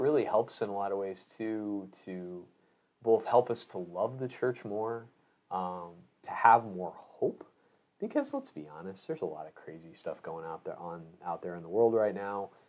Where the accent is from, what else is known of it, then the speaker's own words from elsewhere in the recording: Illinois, United States; moved away; I grew up in Illinois